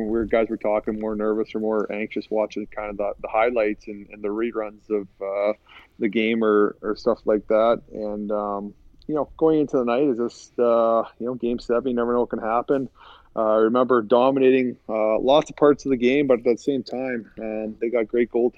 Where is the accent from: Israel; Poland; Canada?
Canada; Saskatchewan; moved away as an adult; now in St. Louis, United States; where I grew up back home in Saskatchewan